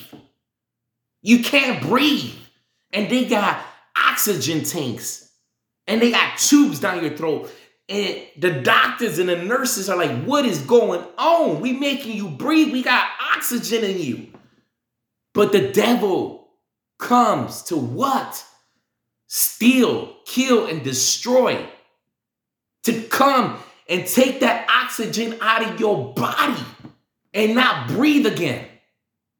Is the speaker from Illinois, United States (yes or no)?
yes; Chicago, Illinois, United States; I'm from Chicago. I'm from South Chicago